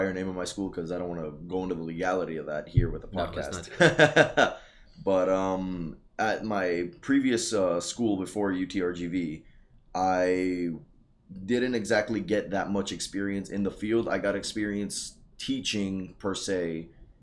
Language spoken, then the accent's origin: English; the Rio Grande Valley, Texas, United States; also born or lived in Lubbock, Texas; Born and raised here in the Valley